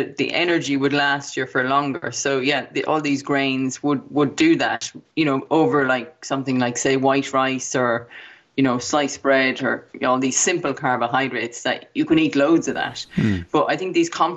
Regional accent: Ireland; when we were growing up in Ireland

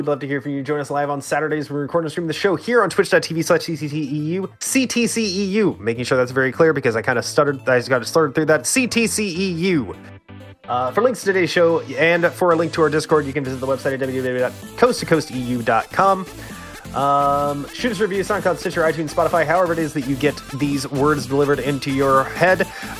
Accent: Canada; I'm Canadian.

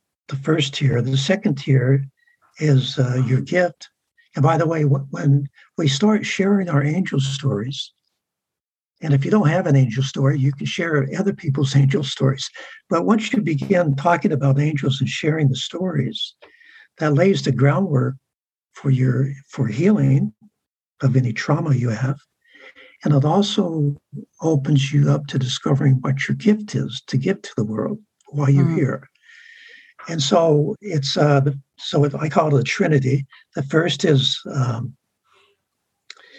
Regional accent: San Diego, California, United States; I grew up in San Diego

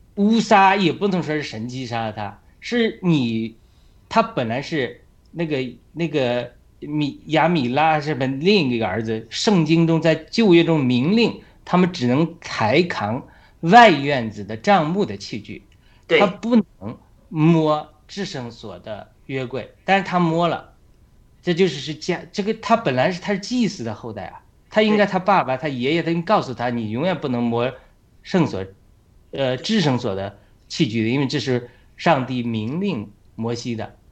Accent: China; moved away as an adult; now in United States; 我们中国人

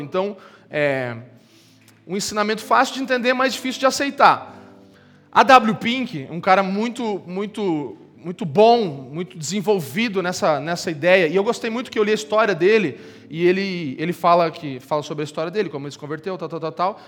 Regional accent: Brazil

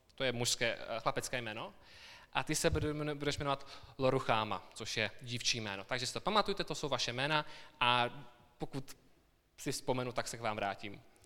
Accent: South Moravian Region, Czechia; moved away as an adult; also born or lived in Brno; now in Kolín, Czech Republic; já pocházím z Jižní Moravy, kde jsem, a, kde jsem vyrůstal.

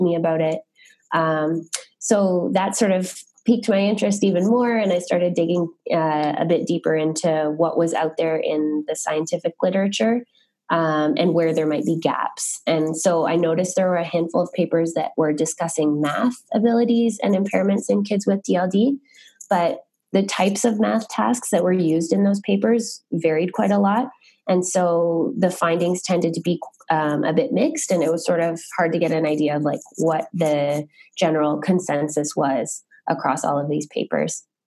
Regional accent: Ottawa, Ontario, Canada; I'm originally from Ottawa

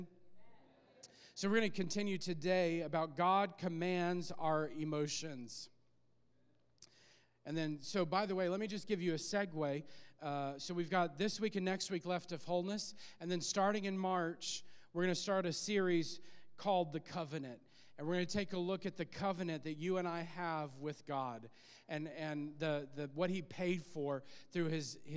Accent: Illinois, United States; moved away; we were back in my hometown preaching in Illinois

